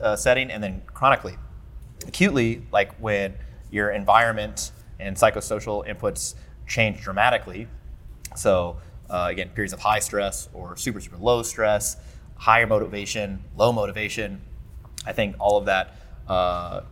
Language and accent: English; St. Louis, Missouri, United States; the St. Louis Seminar, my hometown.